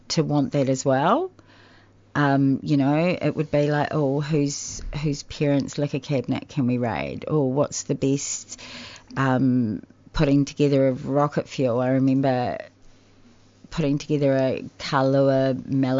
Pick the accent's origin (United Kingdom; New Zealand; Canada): New Zealand; moved away as an adult; now in Australia; I'm from New Zealand